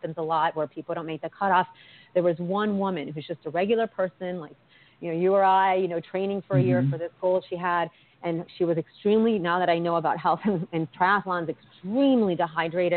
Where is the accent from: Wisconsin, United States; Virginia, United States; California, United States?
Virginia, United States; East Coast; also born or lived in Washington, D.C.; I'm from the East Coast. My parents are Colombian and immigrated to Northern Virginia. I went to college in D.C.